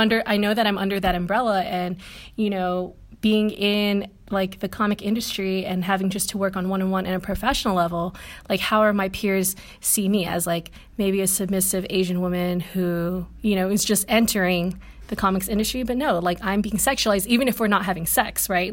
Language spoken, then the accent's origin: English; Guam; I come from Catholic country, which is Guam.